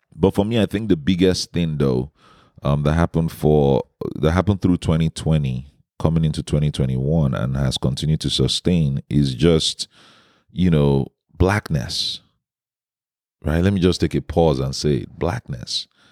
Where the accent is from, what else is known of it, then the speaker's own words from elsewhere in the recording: Nigeria; my home country in Nigeria